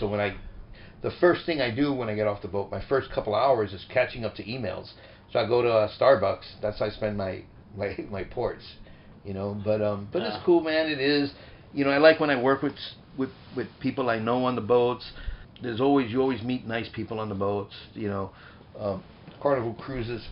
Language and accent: English; New York City, New York, United States; accent: Bronxanese; I grew up in the South Bronx